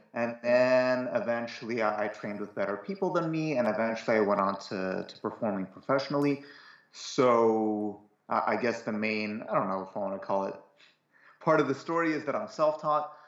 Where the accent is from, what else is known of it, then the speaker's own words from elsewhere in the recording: Cleveland, Ohio, United States; I grew up in Cleveland, Ohio